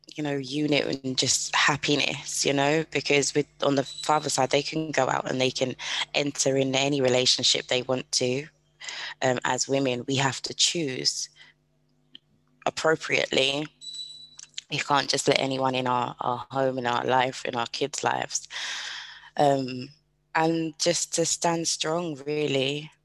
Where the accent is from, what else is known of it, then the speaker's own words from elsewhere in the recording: United Kingdom; I am British